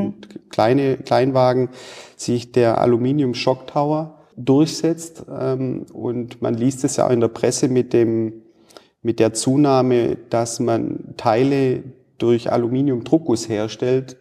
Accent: Stuttgart, Baden-Württemberg, Germany; moved away as an adult; also born or lived in United States (Southern states) / China; now in Bielefeld, Germany; Ich komme gebürtig aus dem Raum Stuttgart

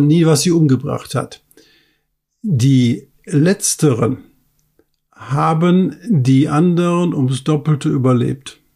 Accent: Ruhr area, North Rhine-Westphalia, Germany; ich komme aus dem Ruhrpott

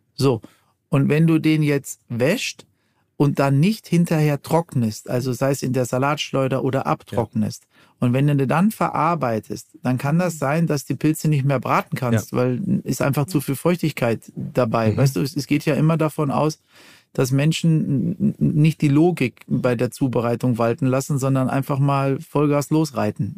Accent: Ruhr area, North Rhine-Westphalia, Germany; ich komme ja aus dem Ruhrgebiet

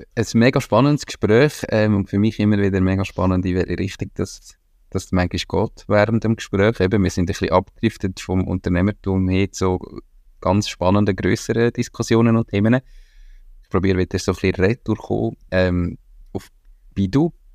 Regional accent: Switzerland; als Schweizer

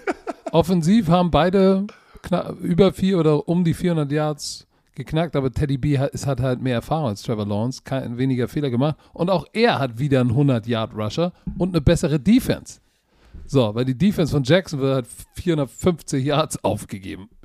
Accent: Germany; Ich bin auch Deutscher

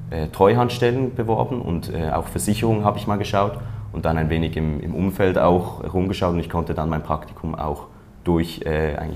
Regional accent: Switzerland; ich komme aus der Schweiz

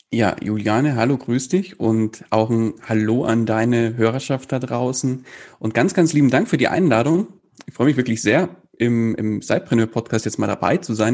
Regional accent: near Munich, Bavaria, Germany; Ich komme aus der Nähe von München

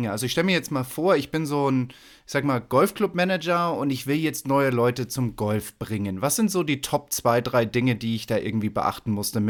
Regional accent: Munich, Bavaria, Germany; Als Münchner

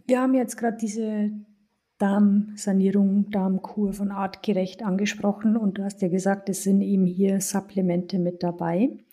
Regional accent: Germany; bei uns in Deutschland

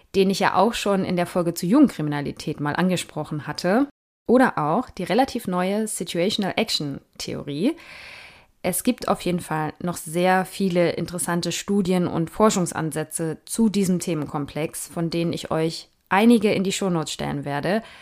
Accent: Germany; bei uns in Deutschland

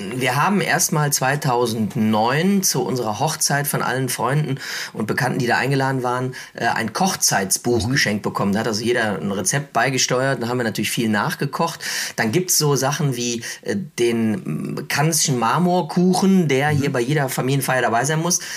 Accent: Cologne, North Rhine-Westphalia, Germany; als Kölner

